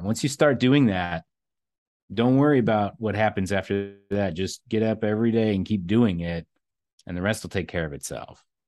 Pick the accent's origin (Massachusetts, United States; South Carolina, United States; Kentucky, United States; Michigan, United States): Kentucky, United States; eastern; growing up in a, a, uh, fairly rural area of eastern Kentucky